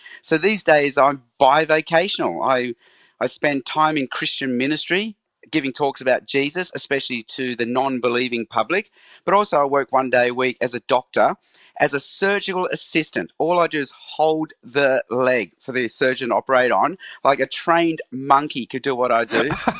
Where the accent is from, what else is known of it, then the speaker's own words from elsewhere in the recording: Australia; also born or lived in Hong Kong; So I was born in Hong Kong, but as a baby, my parents moved to Australia. So I grew up in Australia.